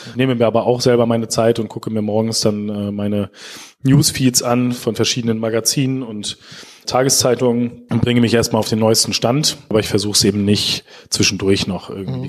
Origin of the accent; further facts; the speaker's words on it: Schaumburg, Lower Saxony, Germany; moved away as an adult; now in Osnabrück, Germany; Ich komme selber aus Schaumburg, einem ganz kleinen Landkreis